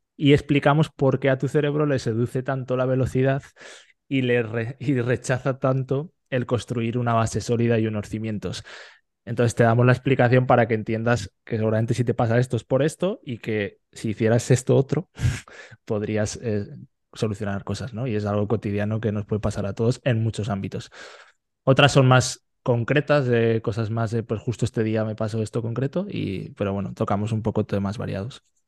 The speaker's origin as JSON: {"language": "Spanish", "town": "Fuentes de Ebro", "region": "Aragon", "country": "Spain", "moved": "as an adult", "lives_now": "Netherlands", "said": "soy de Fuentes de Ebro, que es un pueblo a la vez Zaragoza"}